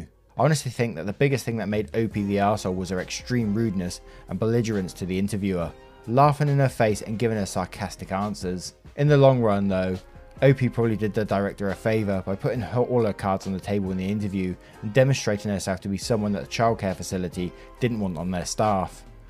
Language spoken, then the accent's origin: English; Japan; now in United States; Being Japanese and white was already a struggle for me growing up in Japan, but the struggle got even worse for me once we moved to the United States in 2009.